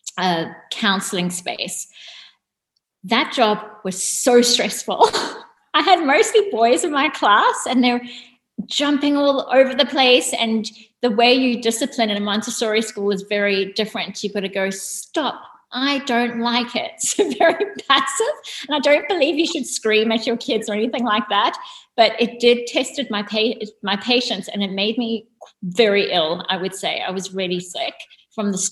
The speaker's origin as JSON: {"language": "English", "town": "Durban", "region": "KwaZulu-Natal", "country": "South Africa", "tie": "born or raised there", "moved": "as an adult", "lives_now": "Australia", "said": "I grew up in South Africa and in a place called Durban"}